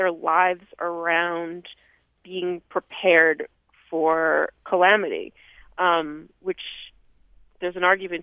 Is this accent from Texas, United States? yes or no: no; Vermont, United States; growing up in Vermont